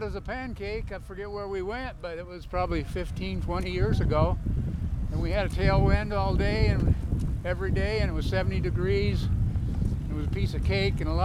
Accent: Marshalltown, Iowa, United States; we're from Marshalltown, Iowa, Iowa Valley Bicycle Club

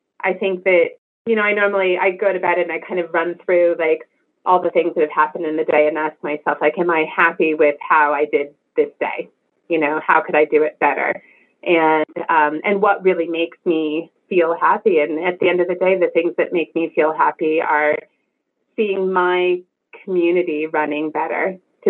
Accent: California, United States; I'm from California, we had Price Club

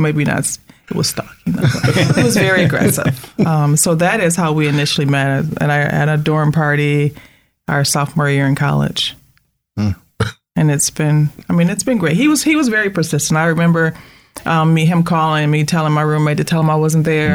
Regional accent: Flint, Michigan, United States; now in Grand Rapids, United States; I am originally from Flint, Michigan, moved to Grand Rapids in 83, have been here for the remainder

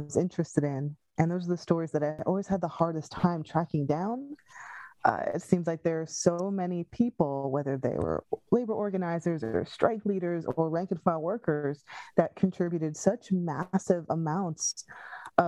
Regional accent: Pine Barrens, New Jersey, United States; now in Philadelphia, United States; I'm from the Pine Barrens, which is a little out of the way from everywhere

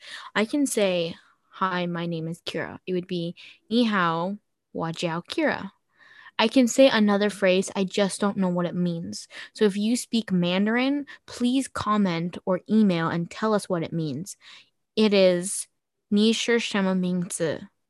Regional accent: Japan; born there; I was born in Japan, you guys, and I am 98% Japanese

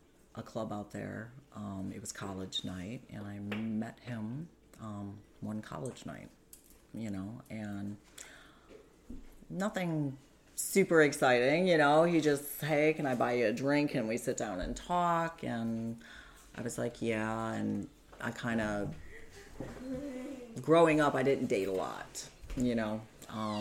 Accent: Union Lake, Michigan, United States; also born or lived in Clarkston, Michigan; I grew up in Union Lake. I went through Walled Lake Schools

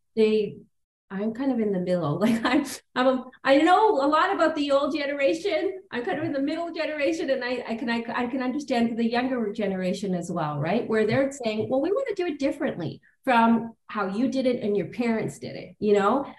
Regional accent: Toronto, Ontario, Canada; I grew up on the Danforth, you know, a mm. little big town.

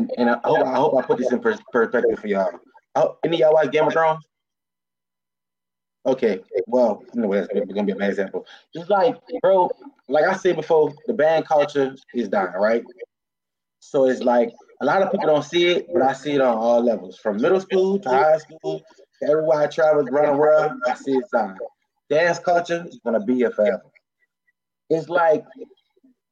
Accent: New Orleans, Louisiana, United States; I know I'm from New Orleans

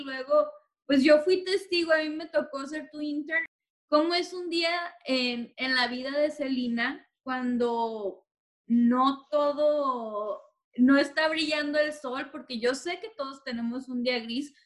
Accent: Tijuana, Baja California, Mexico; now in Los Angeles, United States; yo vengo de Tijuana

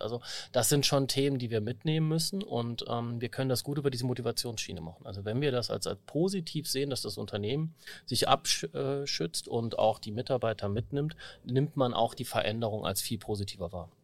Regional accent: Saarbrücken, Saarland, Germany; ich bin auch Saarbrücker

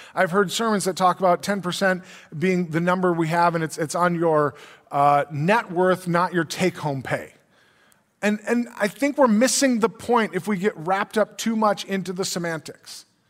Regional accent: Brainerd, Minnesota, United States; I grew up in Brainerd, which is Crow Wing County

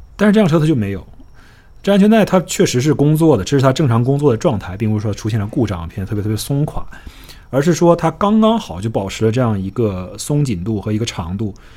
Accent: Northeast China, China; accent: Northeastern; now in Miami, United States; 用我们东北话来说

